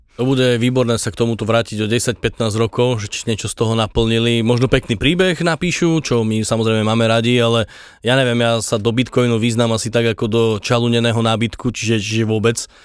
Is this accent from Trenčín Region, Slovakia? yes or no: no; Pusté Úľany, Trnava Region, Slovakia; ja som z Pusty Ulan